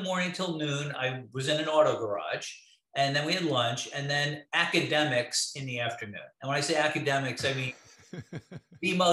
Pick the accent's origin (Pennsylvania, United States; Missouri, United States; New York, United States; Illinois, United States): New York, United States; New York City; moved away; I grew up in Brooklyn, I was born in 1960